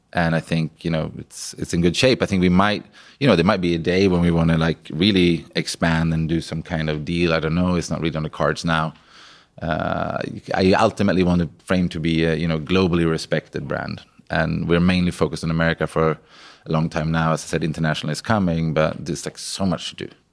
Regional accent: Sweden; moved away as an adult; I came from Sweden. I had, like, no connections, you know, from a pig farm

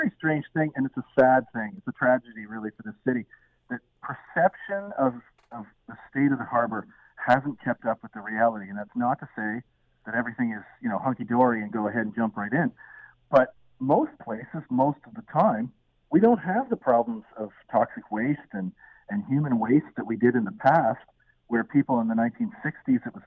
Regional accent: Peterborough, Ontario, Canada; moved away as an adult; now in Hamilton, Canada; I grew up in Peterborough

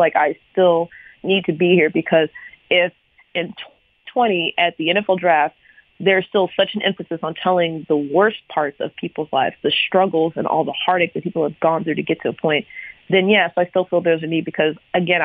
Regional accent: United States; I'm an American. I love the fact that I was born here.

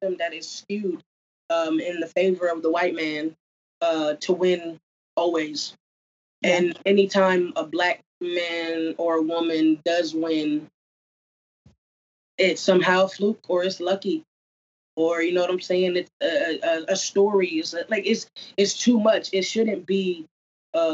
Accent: New Jersey, United States; I grew up in New Jersey

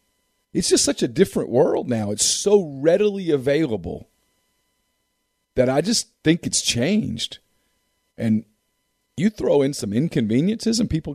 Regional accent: Louisiana, United States; As a kid growing up in Louisiana

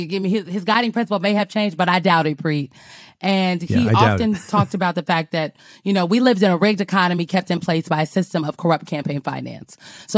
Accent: Omaha, Nebraska, United States; I'm from North Omaha, Nebraska, District 2. Shout out to District 2.

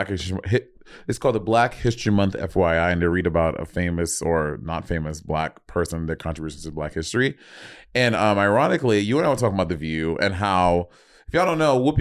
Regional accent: St. Lucia; now in United States; growing up in St. Lucia, I didn't have a connection to Black history

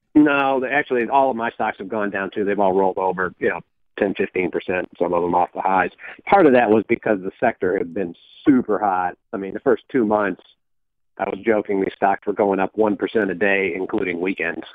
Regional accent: Michigan, United States; where I grew up in Michigan

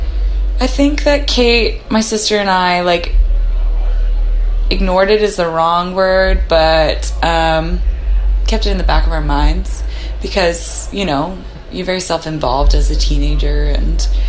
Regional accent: West Vancouver, British Columbia, Canada; moved away as an adult; now in Nashville, United States; I grew up in West Vancouver with a mom that stayed at home

